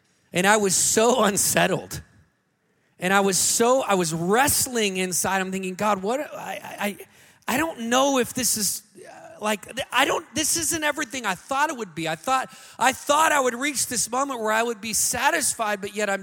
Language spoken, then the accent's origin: English; Montana, United States; also born or lived in Pennsylvania; now in California, United States; I grew up in Montana, and Montanans